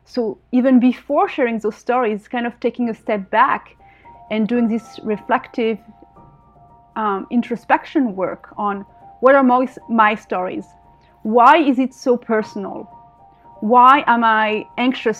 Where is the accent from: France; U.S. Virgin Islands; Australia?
France; moved away as an adult; now in Israel; I was born in France, but my family is from Algeria, and my father is Israeli, and I moved here to Israel about 16, 17 years ago now.